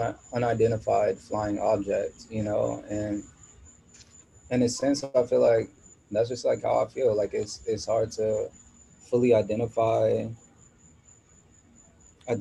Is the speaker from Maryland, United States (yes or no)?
yes; Maryland, United States; moved away; also born or lived in New York / Washington, District of Columbia, United States / Los Angeles; I was born in New York, and I grew up in Maryland and went to school in DC